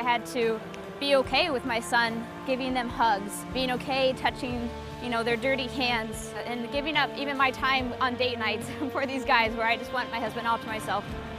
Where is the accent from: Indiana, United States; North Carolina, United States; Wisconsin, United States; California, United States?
Indiana, United States; moved away as an adult; now in Montreal, Canada; Living in Montreal is way different than my life growing up in Indiana.